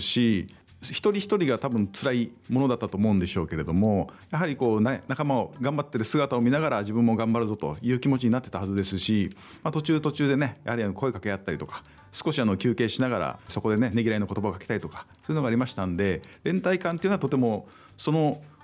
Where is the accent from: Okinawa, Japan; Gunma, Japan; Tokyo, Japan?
Okinawa, Japan; Ginoza; 出身の偽造